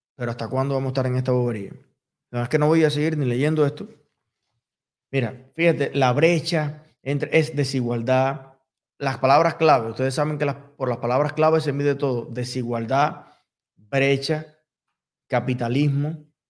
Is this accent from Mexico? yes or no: no; Cuba; soy latino, y soy latinoamericano, y soy cubano